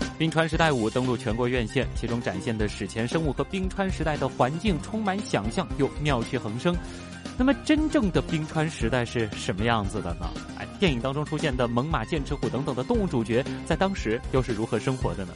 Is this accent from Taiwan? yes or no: no; China; 我们中国人